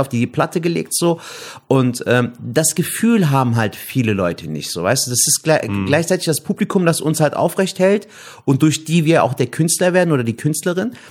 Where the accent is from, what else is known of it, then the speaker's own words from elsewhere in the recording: Cologne, North Rhine-Westphalia, Germany; bin gebürtiger Kölner. Ich bin in Köln geboren und aufgewachsen